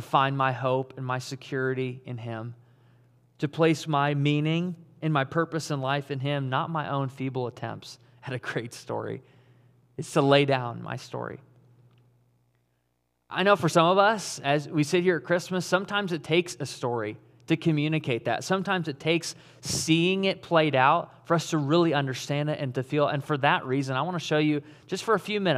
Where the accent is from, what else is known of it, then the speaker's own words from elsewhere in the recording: Caledonia, Michigan, United States; moved away as an adult; also born or lived in Auckland, New Zealand; I grew up in West Michigan. I grew up in Caledonia.